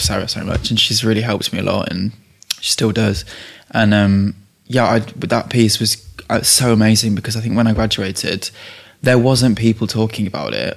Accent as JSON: {"language": "English", "area": "Leicestershire", "region": "East Midlands", "country": "United Kingdom", "tie": "born or raised there", "said": "my mum's Czech, my dad's English, and I grew up in Leicestershire"}